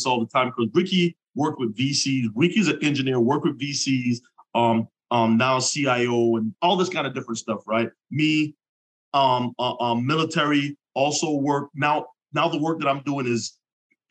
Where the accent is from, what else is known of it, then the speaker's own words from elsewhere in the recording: Jamaica; I'm Jamaican